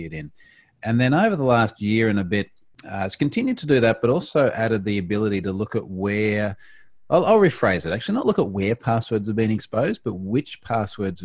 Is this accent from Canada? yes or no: no; Australia; Independent Australian.